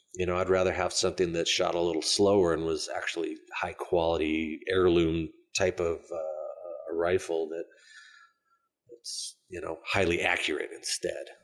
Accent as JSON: {"language": "English", "region": "Arizona", "country": "United States", "said": "I'm from Arizona"}